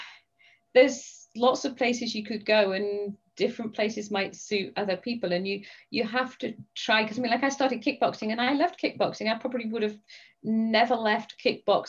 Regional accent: England, United Kingdom; accent: English; now in United States; I am English and England is part of Britain.

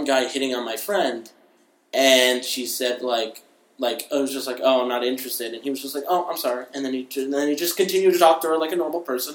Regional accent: Briarcliff Manor, New York, United States; I'm from New York, and in the town over from me, in Briarcliff

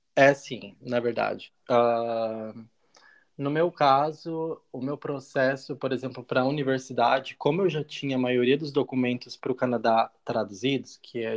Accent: Balneário Piçarras, Santa Catarina, Brazil; moved away as an adult; also born or lived in United States; now in Berlin, Germany; eu sou também de Santa Catarina, de Balneário Pissarras, uma cidadezinha bem pequenininha, do lado de Penha

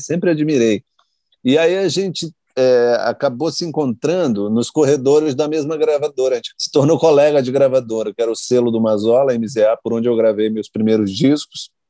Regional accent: Maranhão, Brazil; eu sou do Maranhão

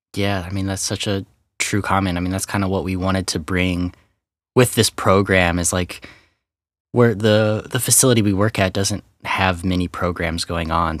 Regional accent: Kansas City, Missouri, United States; moved away as an adult; also born or lived in Portland, Oregon; now in Texas, United States; born and raised in Kansas City area, Missouri side

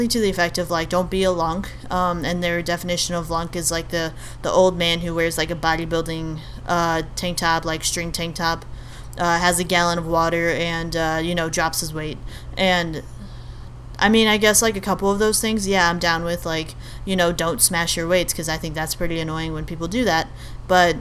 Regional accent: Albania; I'm Albanian, I'm from Albania.

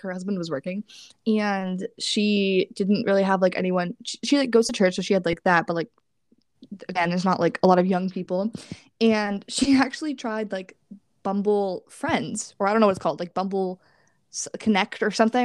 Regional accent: New York, United States; moved away as an adult; I'm from New York

